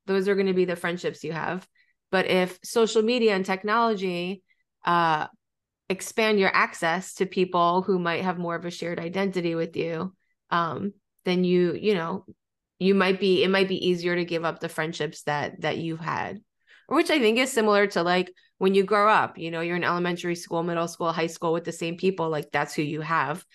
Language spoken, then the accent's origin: English; New York, United States; I've always lived in, ex, except from college. I'm from New York. I've always been in New York